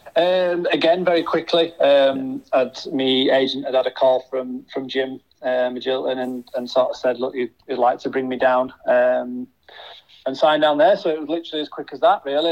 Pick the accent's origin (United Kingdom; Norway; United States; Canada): United Kingdom; Huddersfield, Yorkshire and the Humber; my hometown club